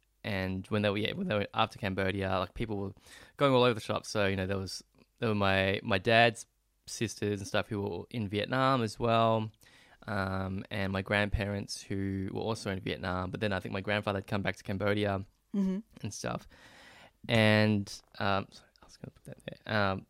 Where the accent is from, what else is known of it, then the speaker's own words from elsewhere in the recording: Melbourne, Victoria, Australia; born there; I was born in Melbourne.